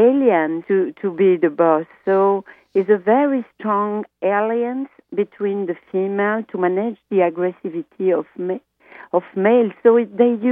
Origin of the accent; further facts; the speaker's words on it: Belgium; first language French; English is a second language; now in Democratic Republic of the Congo; I speak French as a Belgian in Congo for many, many years